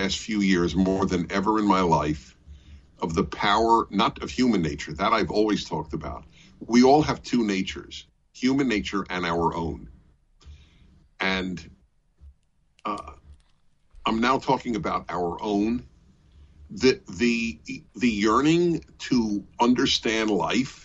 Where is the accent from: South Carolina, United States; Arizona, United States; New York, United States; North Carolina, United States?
New York, United States; New York City; also born or lived in Brooklyn; now in California, United States; I grew up in New York City, which has a very extensive subway system